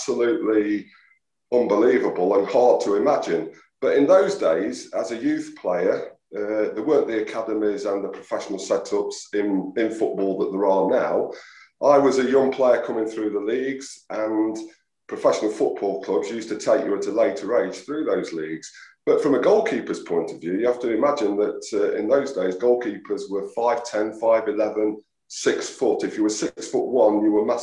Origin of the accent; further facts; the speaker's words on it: Mansfield, East Midlands, United Kingdom; I am from Mansfield